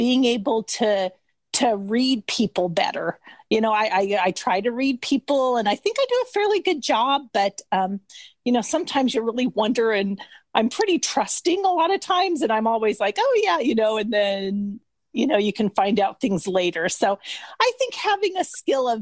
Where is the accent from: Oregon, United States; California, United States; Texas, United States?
Oregon, United States; Coos Bay; also born or lived in Las Vegas, New Mexico / Portland, Oregon; But this is my hometown and this is where I have lived. Coos Bay, Oregon is right on the coast of Oregon.